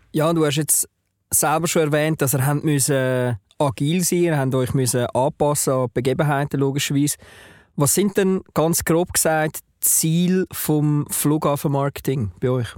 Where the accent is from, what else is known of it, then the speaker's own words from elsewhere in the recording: Switzerland; ich als ja, ähm, Deutschschweizer